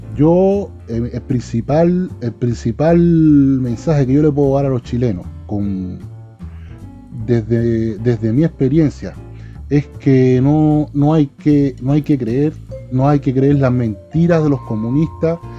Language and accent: Spanish; Cuba; como cubanos